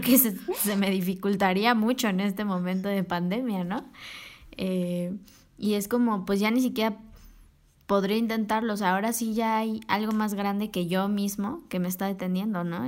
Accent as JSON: {"language": "Spanish", "region": "Mexico City", "country": "Mexico", "tie": "born or raised there", "said": "yo soy aquí de la CDMX y aquí he vivido toda mi vida"}